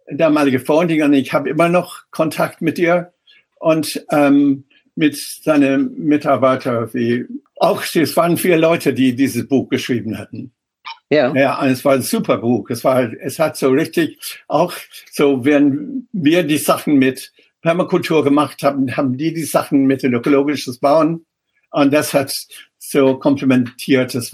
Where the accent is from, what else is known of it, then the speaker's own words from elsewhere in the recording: Ireland; German is a second language; moved away as an adult; now in Germany; ich extra hm. nach Deutschland gekommen und nach Darmstadt damals, weil ich Städtebau nicht in Irland, wo ich herkomme, oder nicht in England studieren konnte.